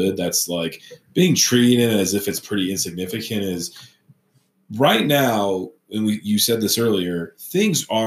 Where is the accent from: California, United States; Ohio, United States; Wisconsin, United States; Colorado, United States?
Colorado, United States; Colorado Springs; I grew up here in Colorado Springs for the most part.